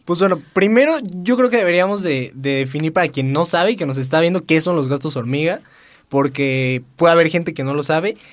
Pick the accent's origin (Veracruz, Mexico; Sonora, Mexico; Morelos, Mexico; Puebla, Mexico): Puebla, Mexico; soy de aquí. Soy de aquí ah. toda la vida siendo poblano